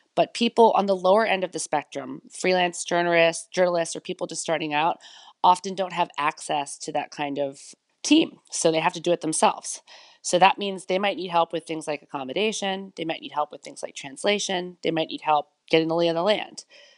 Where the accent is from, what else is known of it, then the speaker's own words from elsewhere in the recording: United States; now in Berlin, Germany; Well, as you can tell from my accent, I am from the United States originally, but I'm living here in Berlin, Germany now.